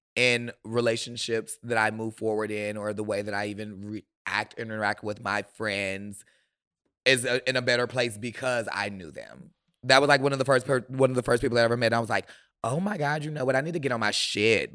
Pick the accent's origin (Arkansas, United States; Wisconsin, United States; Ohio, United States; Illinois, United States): Wisconsin, United States; Milwaukee; I am from Milwaukee